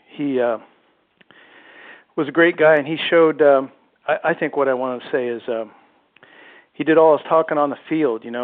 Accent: Ohio, United States; moved away as an adult; now in Seattle, United States; I grew up in Ohio. I'm out here in Seattle now

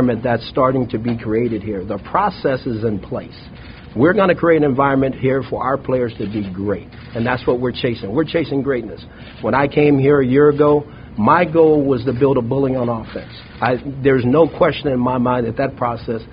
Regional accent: California, United States; moved away as an adult; I'm from California, and I love being back home

